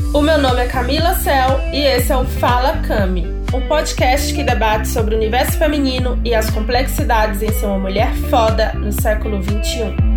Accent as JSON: {"language": "Portuguese", "region": "Bahia", "country": "Brazil", "tie": "born or raised there", "also_born_or_lived": "Europe / Goiás", "moved": "as an adult", "said": "segundo a minha certidão de nascimento, eu sou baiana"}